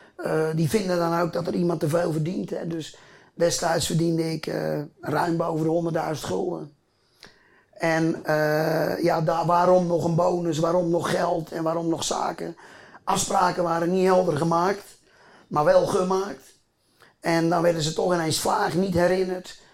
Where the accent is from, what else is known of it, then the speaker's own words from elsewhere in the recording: a polder near Groot-Ammers, South Holland, Netherlands; Ik kom hier uit een polder. Mijn grapje is wel eens, ik kom uit een polder met meer koeien dan mensen.